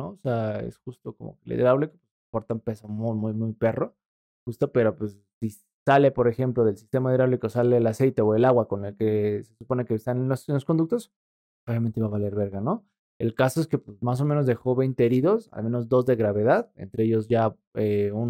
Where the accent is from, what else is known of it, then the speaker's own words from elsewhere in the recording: Valle de Bravo, State of Mexico, Mexico; una vez en mi pueblo, ahí en Valle de Bravo, eh, junto al lago